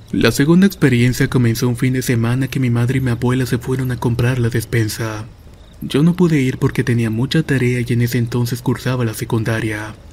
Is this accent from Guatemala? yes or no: no; Puerto Rico; also born or lived in Kansas; Yo soy de Puerto Rico, pero estuve viviendo en Kansas por un buen tiempo.